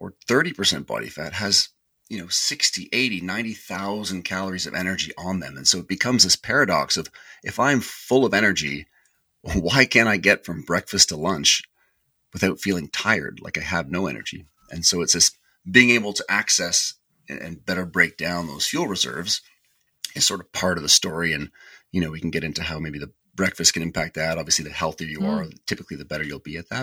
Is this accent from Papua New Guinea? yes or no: no; Canada; being Canadian